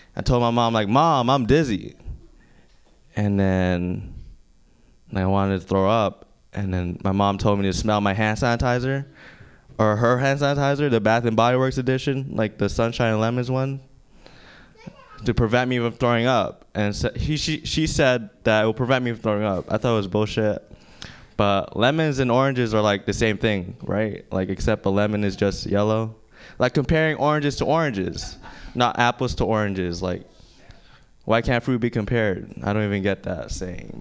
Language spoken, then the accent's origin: English; Philippines; moved away; I grew up in the Philippines. I grew up on a farm with my grandpa actually